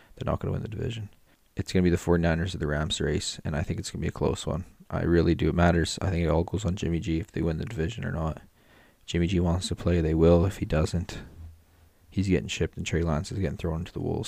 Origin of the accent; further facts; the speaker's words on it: Canada; I'm from Canada